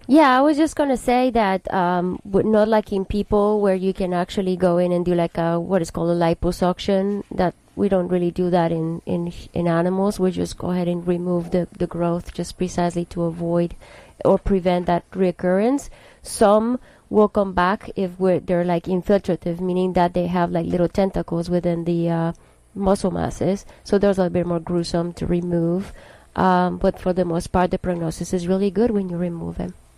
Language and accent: English; Colombia; now in United States; I'm originally from Colombia and I've been here for the past 20 years of my life.